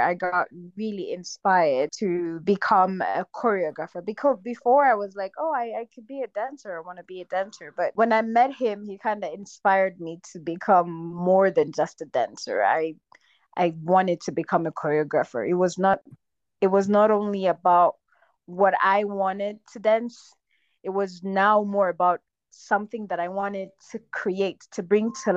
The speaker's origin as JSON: {"language": "English", "country": "Rwanda", "tie": "born or raised there", "also_born_or_lived": "China", "moved": "as an adult", "said": "I was born in Rwanda. I really love my country"}